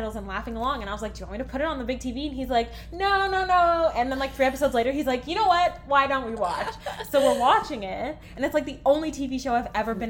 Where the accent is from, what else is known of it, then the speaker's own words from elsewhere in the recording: Canada; we're Canadian